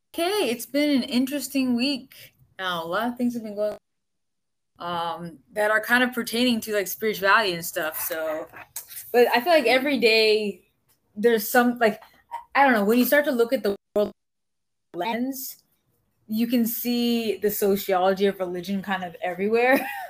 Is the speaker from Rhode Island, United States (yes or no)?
no; Florida, United States; I'm originally from Florida